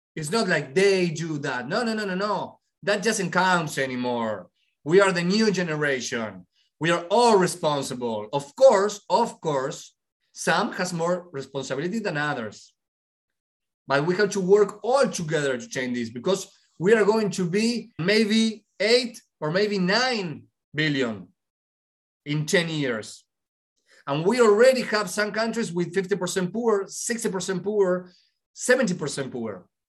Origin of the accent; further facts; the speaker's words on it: Argentina; I'm from Argentina